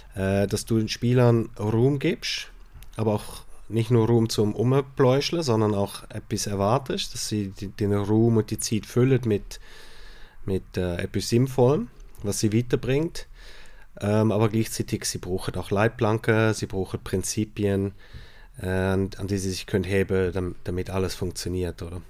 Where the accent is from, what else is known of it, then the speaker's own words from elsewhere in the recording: Switzerland; bei uns in der Schweiz